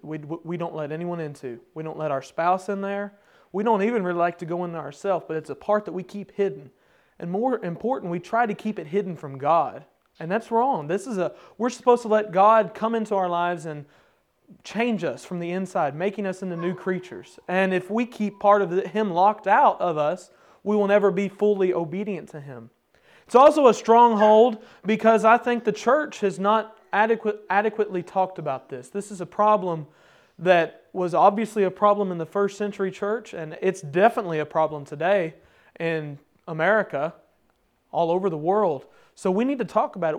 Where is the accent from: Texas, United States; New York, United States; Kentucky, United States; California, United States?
Kentucky, United States; me and my brothers were growing up in Kentucky, there's a holler right in front of our house